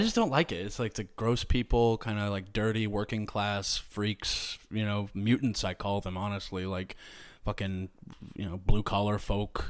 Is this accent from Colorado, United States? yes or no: no; Springfield, Missouri, United States; Brad Pitt is from my hometown